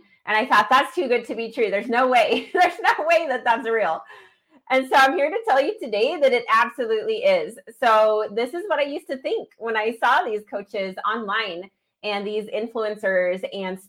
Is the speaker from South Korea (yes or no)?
no; Idaho Falls, Idaho, United States; my hometown of Idaho Falls